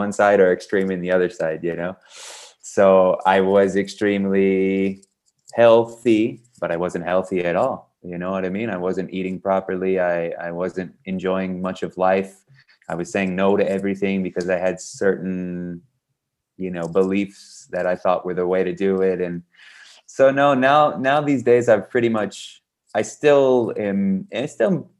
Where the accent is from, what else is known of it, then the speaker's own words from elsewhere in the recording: Texas, United States; also born or lived in south of Spain; now in Spain; I'm from Texas